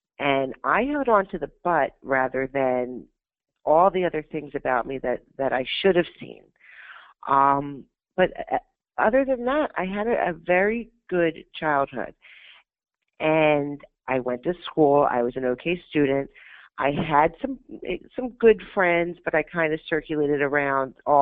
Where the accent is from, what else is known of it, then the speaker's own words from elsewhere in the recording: Pennsylvania, United States; also born or lived in Florida; when I was about a year old, my mother divorced my biological father to move to Pennsylvania to be with her parents